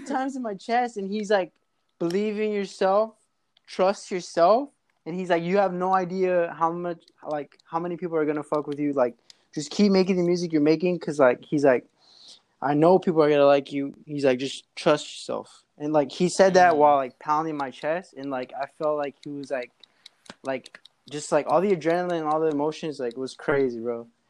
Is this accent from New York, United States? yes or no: no; Los Angeles, California, United States; I was born in in uh, L.A., California, in the Glendale area, mm-hmm. Glassell Park